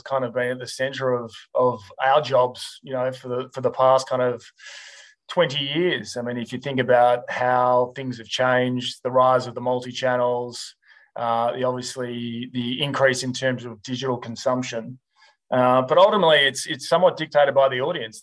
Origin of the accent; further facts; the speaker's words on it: Melbourne, Victoria, Australia; moved away as an adult; now in Sydney, Australia; I grew up in Melbourne, obviously now based in Sydney, but Melbourne boy through and through.